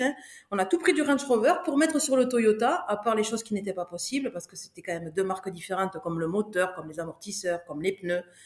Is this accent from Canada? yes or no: no; France; je te le dis en tant que bon français